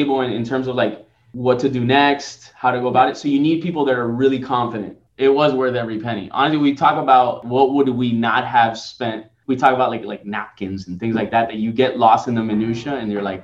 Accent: Miami, Florida, United States; I'm born and raised in Miami

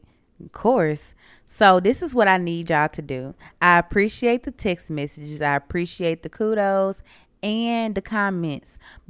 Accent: Mississippi, United States; That's weird, and it's already kind of cliche because we're from Mississippi and people have got that stupid stereotype tied to it.

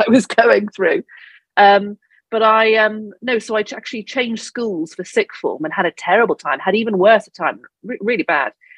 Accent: Devon, South West England, United Kingdom; now in London, United Kingdom; I grew up in Devon

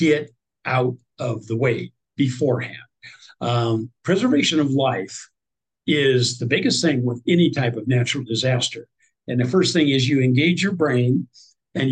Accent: Nebraska, United States; I'm from Nebraska

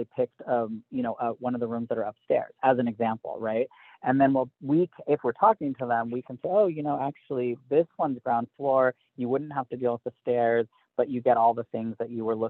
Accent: Southern California, United States; now in Northern New Mexico, United States; I grew up with no seasons, right, in Southern California.

